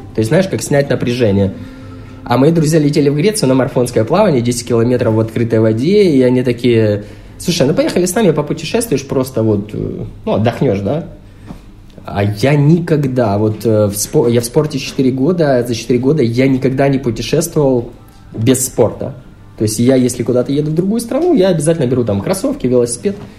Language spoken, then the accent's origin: Russian; Ukraine; я вообще украинец